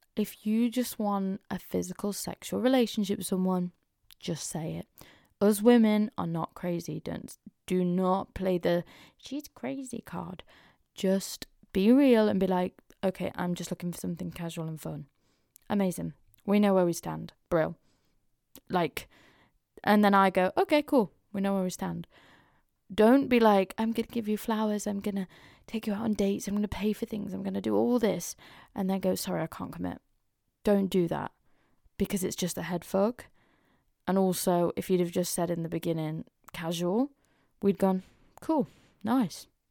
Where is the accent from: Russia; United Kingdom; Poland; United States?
United Kingdom; Mansfield, East Midlands; growing up in Mansfield in our lovely little small town